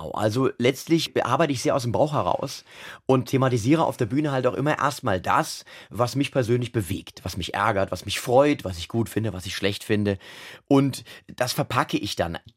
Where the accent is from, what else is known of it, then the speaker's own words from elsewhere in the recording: Mainz, Rhineland-Palatinate, Germany; Naja, nun, also ich bin ja Mainzer, Mainzer, ich bin ein echter Mainzer mit mhm. allem, was dazugehört. Ich kann auch so sprechen, wie man hier halt spricht. Und ich bin hier geboren, wie das sich